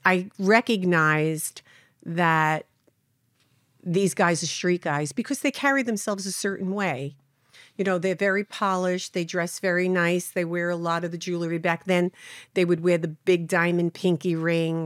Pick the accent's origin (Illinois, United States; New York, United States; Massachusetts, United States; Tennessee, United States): New York, United States; New York City; I grew up in Brooklyn